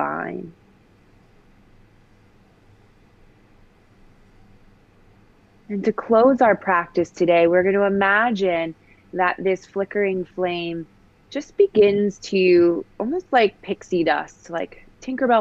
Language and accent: English; West Hartford, Connecticut, United States; I grew up in Connecticut in a town called West Hartford